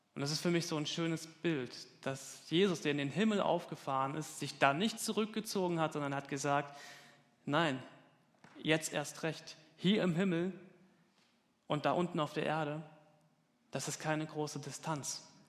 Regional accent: Falkenberg, Hesse, Germany; moved away; in Falkenberg, mitten auf dem Land. Das ist meine Heimat. Da komme ich her.

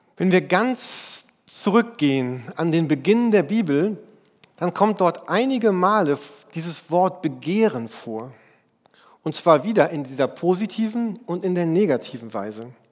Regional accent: Germany; bei uns in Deutschland

